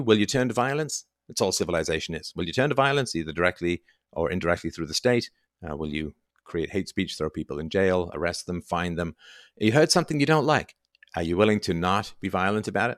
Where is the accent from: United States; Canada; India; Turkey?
Canada; I'm so Canadian